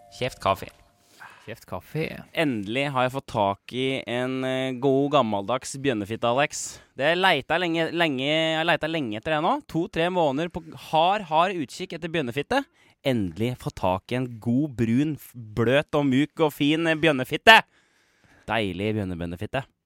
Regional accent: Kongsberg, Buskerud, Norway; also born or lived in Majorstua, Oslo; now in Oslo, Norway; der jeg er fra i Kongsberg, litt ja. ute i Sundegrenda. Der hele barneskolen, helt opp til liksom slutten av ungdomsskolen

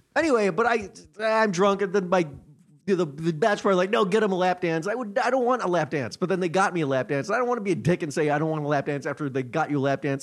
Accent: United States; I'm from America

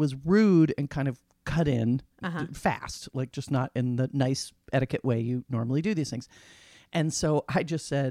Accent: Massachusetts, United States; my home state

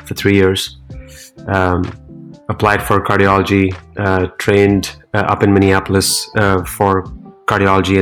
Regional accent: New Delhi, Delhi, India; moved away as an adult; now in Cleveland, United States; I was born and raised in India, in the capital city, New Delhi

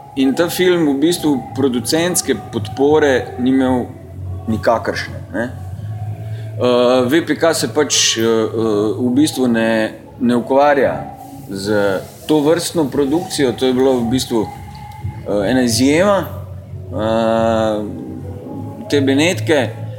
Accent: Maribor, Drava, Slovenia; moved away as an adult; also born or lived in Ljubljana; Maribor je uh, moj rojstni kraj in v Mariboru sem preživel teh svojih 19 let

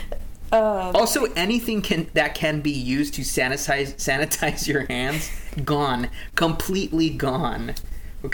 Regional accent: Southern Arizona, United States; moved away; Growing up in Southern Arizona

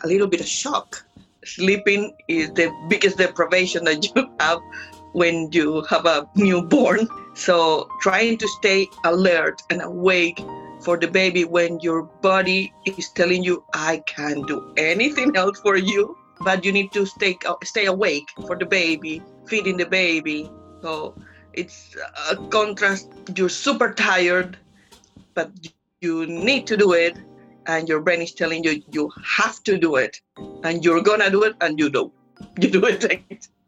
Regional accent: Colombia; English is a second language; moved away as an adult; now in England; I'm from Colombia, I speak Spanish

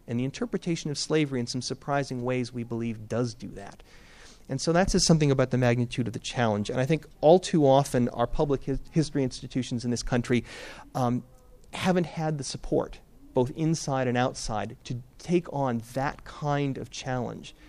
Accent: Boston, Massachusetts, United States; I'm from New England

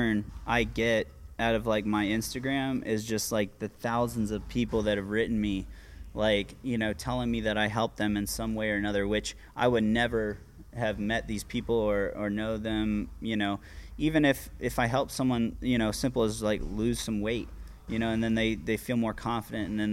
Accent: Virginia Beach, Virginia, United States; I'm from Virginia Beach.

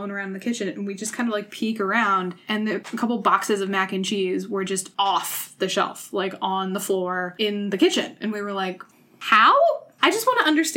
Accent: Massachusetts, United States; So the house that I grew up in is in Massachusetts

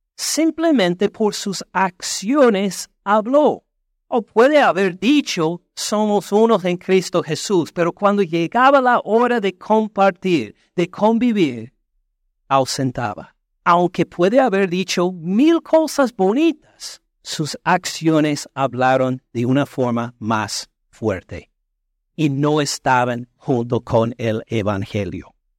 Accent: United States; Spanish is a second language

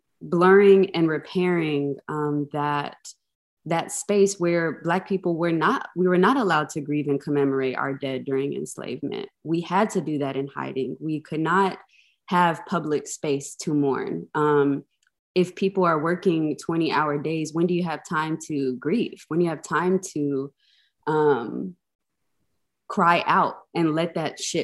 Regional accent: Atlanta, Georgia, United States; having grown up in a Black mega church in Atlanta

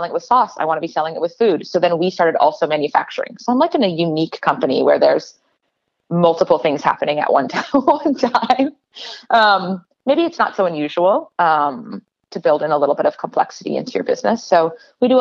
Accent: Portland, Oregon, United States; I grew up in Portland

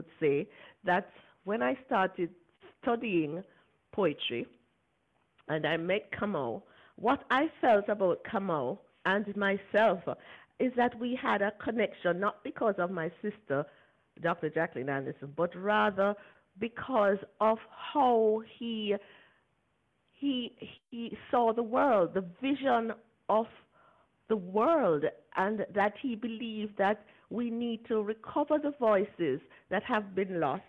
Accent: Jamaica; I'm a Jamaican

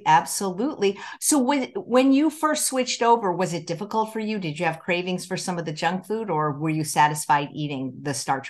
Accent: Chicago, Illinois, United States; born or raised there

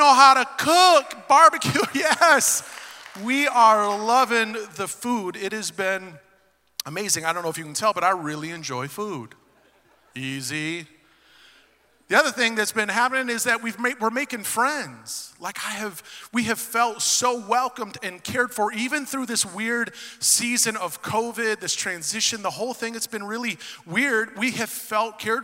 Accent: Detroit, Michigan, United States; moved away as an adult; now in Knoxville, United States; I was born and raised in Southwest Detroit.

